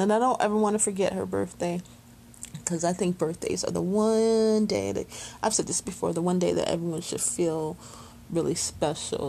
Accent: Chicago, Illinois, United States; after high school, we moved from Chicago to the suburbs

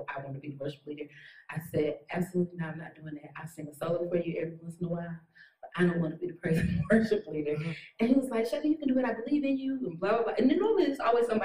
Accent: Detroit, Michigan, United States; moved away as an adult; now in North Carolina, United States; I'm from Detroit, and everybody can sing in Detroit

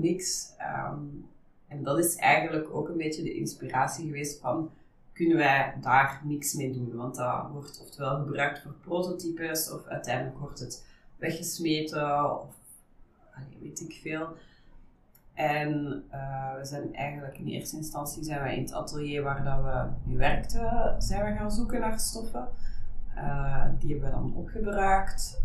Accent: Ghent, Flanders, Belgium; also born or lived in Netherlands; ik ben oorspronkelijk Nederlandse. Mhm. Eh, ik woon ondertussen wel echt al bijna heel mijn leven in Gent

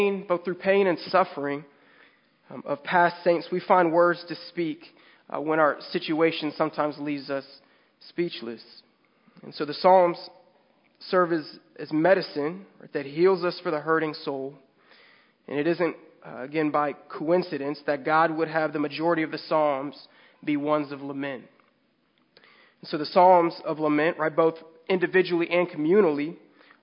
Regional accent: San Diego, California, United States; we're from San Diego

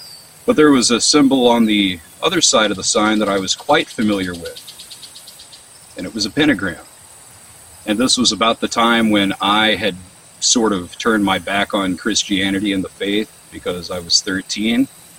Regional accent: Van Buren, Missouri, United States; I was probably 13 years old and I was riding my bike through this very town where I grew up in Van Buren, Missouri.

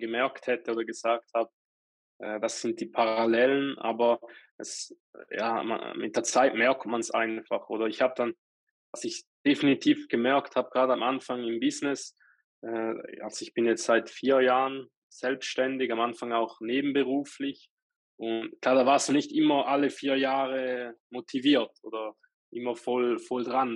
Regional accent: Switzerland

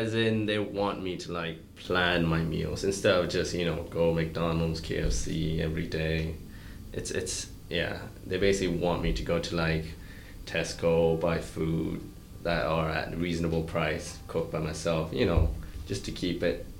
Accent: Malaysia; I do, actually, because even when I'm over there, I feel like people don't stop reminding me that I'm Malaysian.

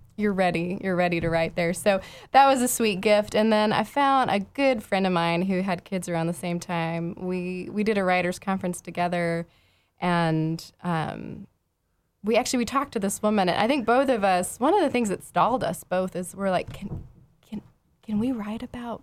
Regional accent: Houston, Texas, United States; moved away as an adult; also born or lived in Vancouver; I grew up in Houston, so that was kind of the only beautiful thing to look at in the suburbs of Houston.

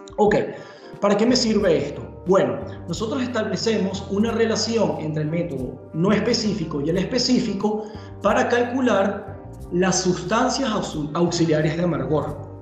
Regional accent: Venezuela; moved away as an adult; now in Germany; soy de Venezuela, llegué a Alemania hace ya más o menos 10 años

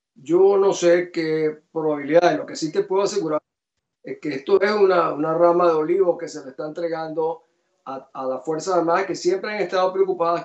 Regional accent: Venezuela; moved away; also born or lived in Guatemala; mi país

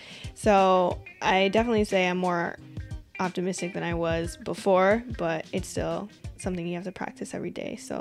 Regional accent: Washington, United States; I'm from Washington

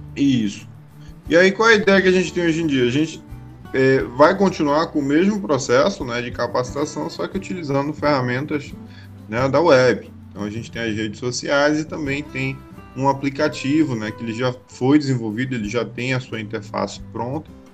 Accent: Belém, Pará, Brazil; now in Angicos, Brazil; eu sou natural de Belém do Pará

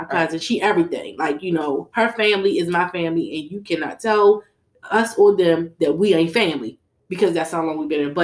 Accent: Baltimore, Maryland, United States; I was coming from East Baltimore

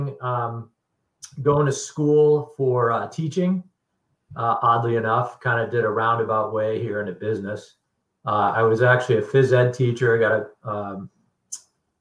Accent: Connecticut, United States; growing up in Connecticut

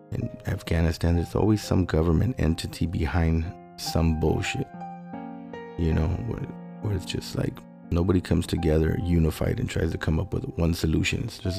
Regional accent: Los Angeles, California, United States; I grew up in South Central

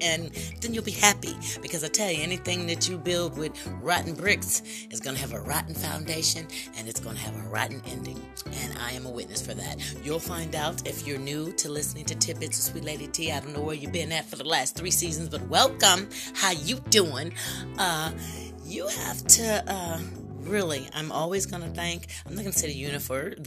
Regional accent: United States; I am an American citizen, a Black American citizen.

